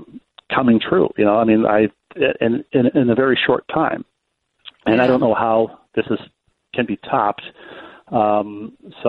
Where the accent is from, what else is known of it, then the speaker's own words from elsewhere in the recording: Bloomington, Minnesota, United States; moved away as an adult; also born or lived in Milwaukee; I'm staying at the house I grew up in Bloomington